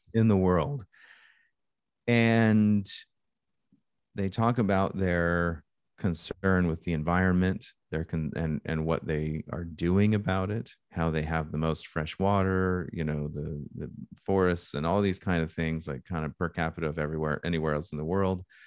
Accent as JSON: {"language": "English", "region": "Alaska", "country": "United States", "tie": "born or raised there", "said": "I grew up in Alaska"}